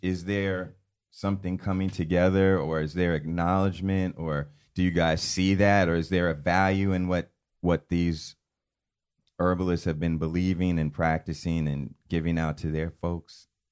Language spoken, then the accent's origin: English; New York City, New York, United States; also born or lived in West Indies / Los Angeles; growing up in Harlem in the nineties